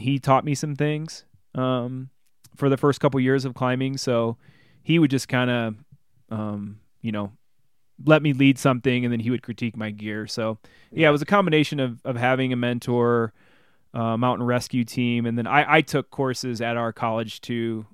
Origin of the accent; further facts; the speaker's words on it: Bloomington, Illinois, United States; moved away as an adult; I grew up in, in Bloomington Normal